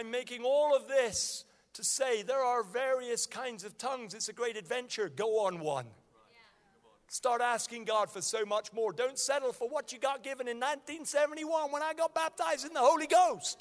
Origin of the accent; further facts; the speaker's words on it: Nigeria; moved away; I was born in Nigeria and I speak fluent Hausa.